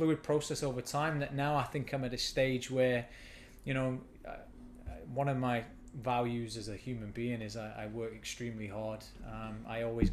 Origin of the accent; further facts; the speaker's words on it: Nottingham, East Midlands, United Kingdom; moved away as an adult; now in Halifax, Canada; So I grew up in Nottingham in England. I spent a lot of my early childhood there in the urban area of Nottingham